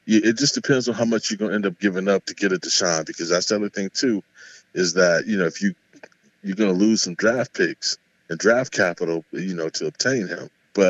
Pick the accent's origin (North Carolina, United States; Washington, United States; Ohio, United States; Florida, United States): Ohio, United States; born or raised there